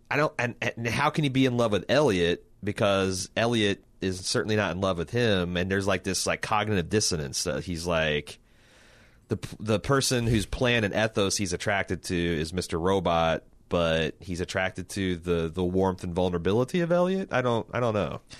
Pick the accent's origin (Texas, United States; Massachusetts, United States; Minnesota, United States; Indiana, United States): Indiana, United States; Indianapolis; we're from Indianapolis